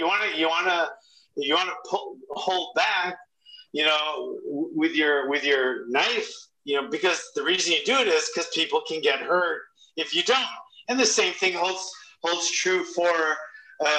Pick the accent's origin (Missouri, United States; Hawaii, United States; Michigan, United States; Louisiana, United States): Hawaii, United States; I'm from Hawaii